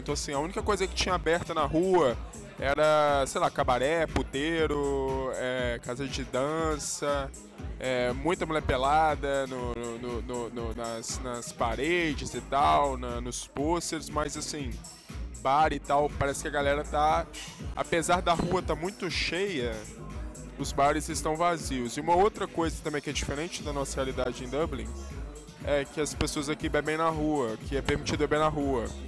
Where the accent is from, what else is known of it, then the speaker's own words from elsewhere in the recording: Brazil; Eu tô lendo como brasileiro, né? Eu não sei ler alemão